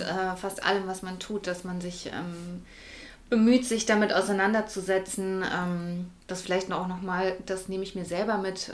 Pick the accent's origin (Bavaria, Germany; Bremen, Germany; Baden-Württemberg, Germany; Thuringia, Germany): Bavaria, Germany; Würzburg; die wir ja eher so mit dem christlichen, katholischen mhm. Äh, Glauben aufgewachsen sind in Deutschland.